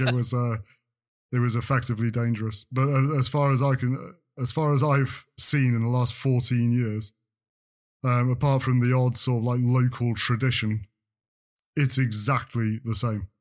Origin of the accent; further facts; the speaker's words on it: North Wales, United Kingdom; I grew up in North Wales